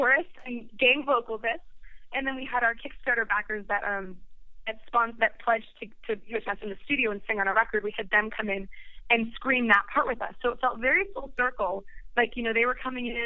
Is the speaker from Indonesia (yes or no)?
no; Sweden; moved away; I'm from Sweden, and I was visiting my family there this past February